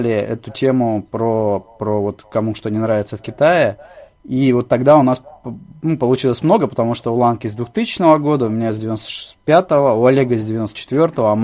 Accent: Ust-Nera, Sakha Republic, Russia; also born or lived in Crimea; Ну вообще, я родился в Крыму, но когда мне было полгода, меня родители увезли в Якутию, на север, в Ямиконский район, поселок Уснера, вот, где я прожил 9 лет.

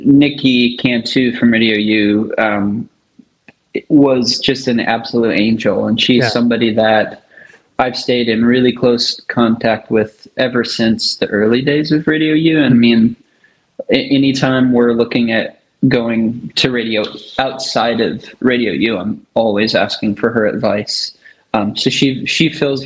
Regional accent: Michigan, United States; also born or lived in Denver, Colorado / Battle Creek, Michigan / Marshall, Michigan / McBain, Michigan; Born in Denver, Colorado, and then primarily Michigan

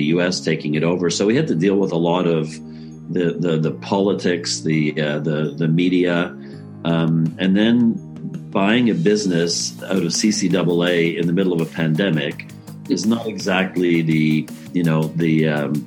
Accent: Canada; moved away as an adult; also born or lived in St. Louis, United States; I am Canadian.

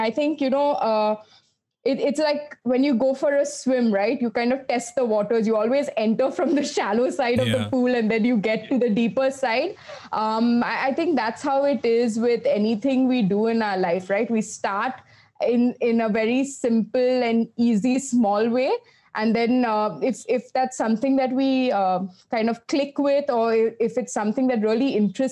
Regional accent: Kolkata, West Bengal, India; I grew up in Calcutta

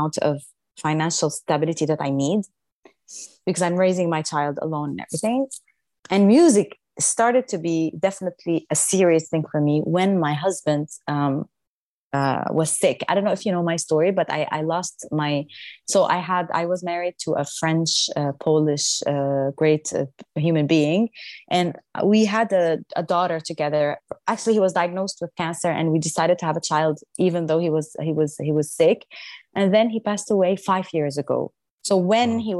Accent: Damascus, Damascus Governorate, Syria; moved away as an adult; now in Paris, France; when I started growing up in Syria, I was in the choir

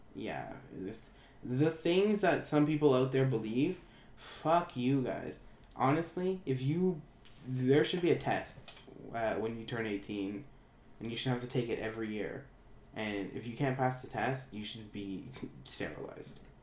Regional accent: Ontario, Canada; I was born in Ontario

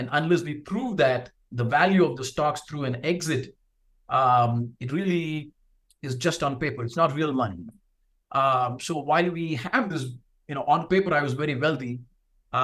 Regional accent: South India, India; moved away; I'm from India originally, and South India to be specific

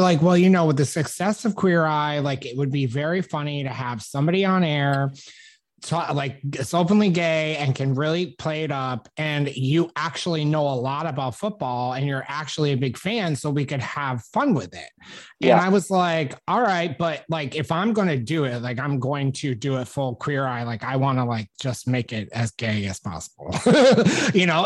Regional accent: upstate New York, United States; moved away; I was on the radio in upstate New York. I just graduated college. I'd moved back kind of in my hometown

